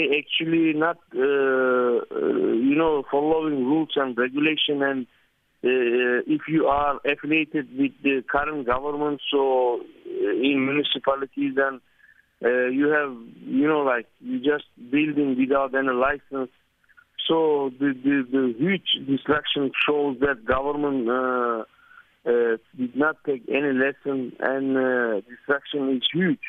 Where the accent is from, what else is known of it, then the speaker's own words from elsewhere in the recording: Turkey; moved away; also born or lived in Ankara / Istanbul; my hometown is the epicenter, and the second one is happened actually in my district